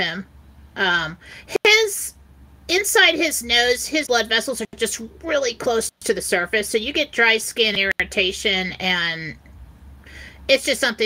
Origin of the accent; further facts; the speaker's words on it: San Diego, California, United States; I grew up in San Diego